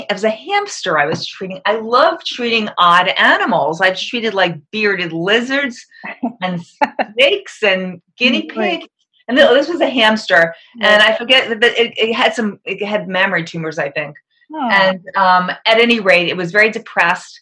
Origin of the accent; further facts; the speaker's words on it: Long Island, New York, United States; moved away as an adult; also born or lived in Perugia, Italy; I'm from New York, Long Island area.